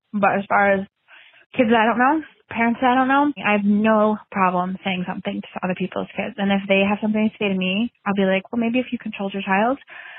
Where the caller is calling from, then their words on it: Northern New York, United States; I'm calling from Northern New York.